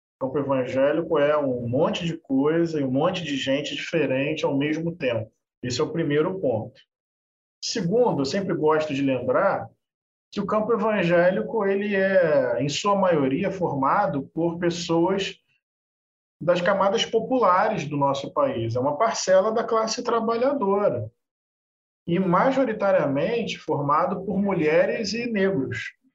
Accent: Niterói, Rio de Janeiro, Brazil; Eu nasci em Niterói, aqui uma cidade do lado do Rio de Janeiro. Morei lá até 2016. Eu cresci num bairro periférico popular da zona norte de Niterói

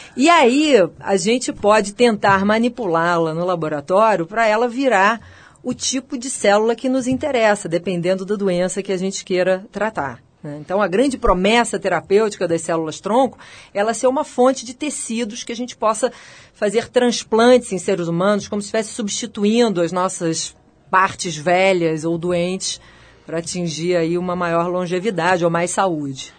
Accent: Rio de Janeiro, Brazil; moved away as an adult; also born or lived in United States; now in São Paulo, Brazil; Eu sou carioca e vim para São Paulo por causa da FAPESP

